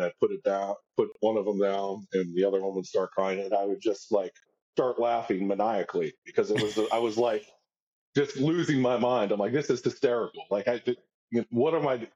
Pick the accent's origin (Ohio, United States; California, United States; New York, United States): Ohio, United States; Cincinnati; now in St. Augustine, United States; my hometown team, Cincinnati